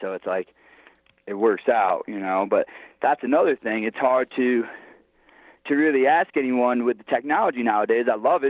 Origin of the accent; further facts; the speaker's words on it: New York, United States; like I grew up in New York, we have fires all the time.